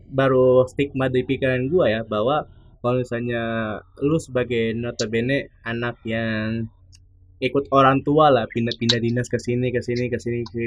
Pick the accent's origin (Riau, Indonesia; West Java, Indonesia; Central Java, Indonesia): West Java, Indonesia; Bekasi; born there; keluarga gue kan tanah Batak nih keluarga gue tanah Batak tapi gue lahir di Bekasi